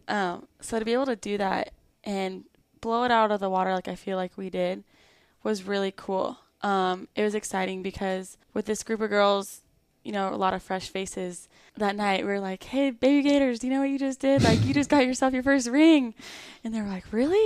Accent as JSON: {"language": "English", "town": "Lakeside", "region": "California", "country": "United States", "tie": "born or raised there", "moved": "as an adult", "lives_now": "Florida, United States", "said": "I grew up in Lakeside, California. It's in San Diego"}